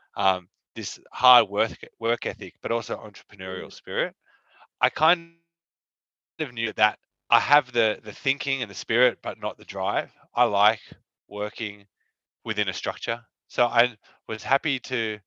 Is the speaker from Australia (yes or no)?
yes; Sydney, New South Wales, Australia; we grew up in Sydney.